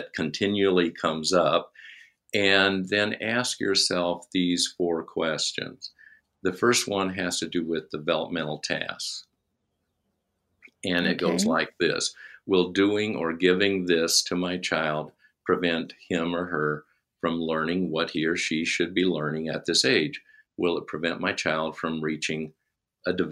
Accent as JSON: {"language": "English", "region": "Minnesota", "country": "United States", "said": "We said, Minnesota."}